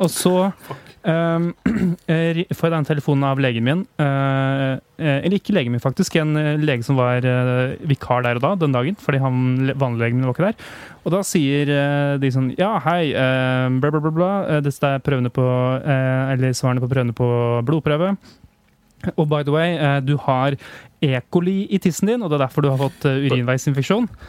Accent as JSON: {"language": "Norwegian", "town": "Hamar", "region": "Innlandet", "country": "Norway", "moved": "yes", "said": "jeg var da hjemme i Hamar"}